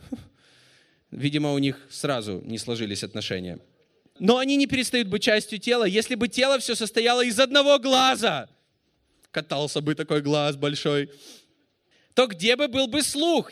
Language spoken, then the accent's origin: Russian; Russia; I am from Russia